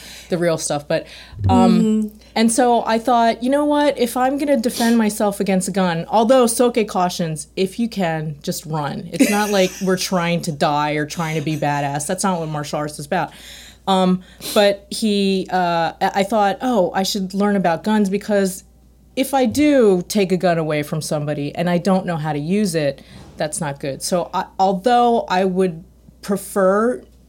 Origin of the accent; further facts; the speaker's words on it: Philadelphia, Pennsylvania, United States; I was born in Philadelphia. I'm ethnically Korean